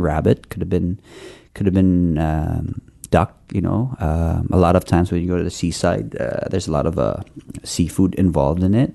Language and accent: English; Philippines; now in Canada; I grew up in the Philippines.